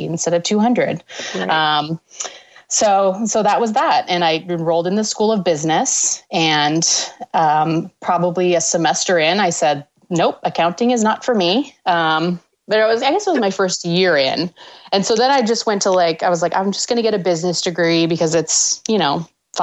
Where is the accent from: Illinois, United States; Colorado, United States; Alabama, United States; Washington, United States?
Washington, United States; moved away as an adult; also born or lived in Canada / New York / Amherst, Massachusetts; I grew up in Washington State in the Pacific Northwest